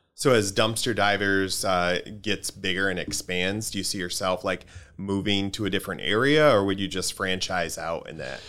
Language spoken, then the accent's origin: English; Grand Rapids, Michigan, United States; I grew up in Grand Rapids in um, in the '80s